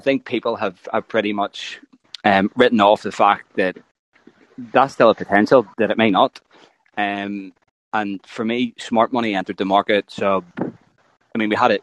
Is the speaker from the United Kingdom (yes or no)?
yes; Northern Ireland, United Kingdom; I'm from Ireland.